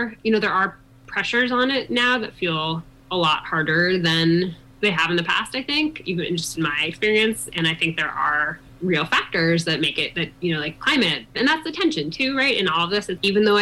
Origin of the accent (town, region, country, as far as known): East Coast, United States; moved away as an adult; now in Colorado, United States